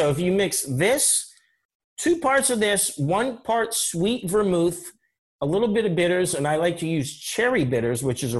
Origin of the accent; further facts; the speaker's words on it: Johnstown, Pennsylvania, United States; moved away; also born or lived in New Jersey; Johnstown, Pennsylvania, my hometown.